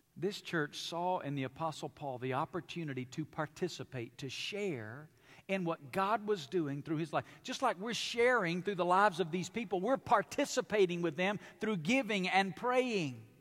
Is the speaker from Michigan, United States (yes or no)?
no; Alabama, United States; now in Las Vegas, United States; I grew up in Alabama